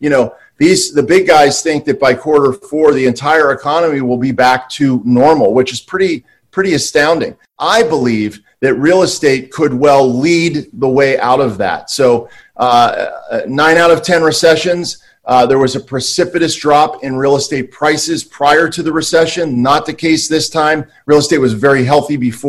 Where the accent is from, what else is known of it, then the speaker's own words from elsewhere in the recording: East Coast, United States; now in Santa Monica, United States; I'm from the East Coast.